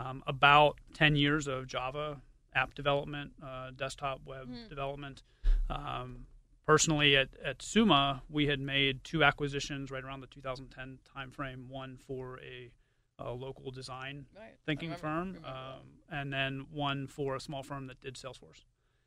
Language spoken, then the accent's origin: English; Pittsburgh, Pennsylvania, United States; I am, yeah. Born and raised in Pittsburgh, went to Pitt